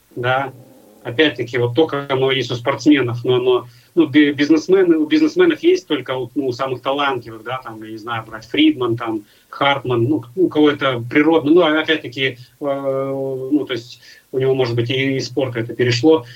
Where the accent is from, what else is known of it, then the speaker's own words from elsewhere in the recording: Nizhny Novgorod, Nizhny Novgorod Oblast, Russia; moved away; я из Нижнего Новгорода